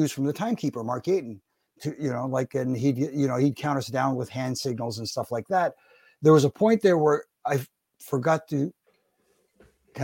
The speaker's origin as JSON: {"language": "English", "country": "Canada", "said": "I'm Canadian"}